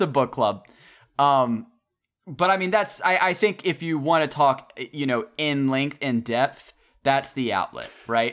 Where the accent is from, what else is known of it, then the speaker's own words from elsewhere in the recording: the South, United States; growing up in the South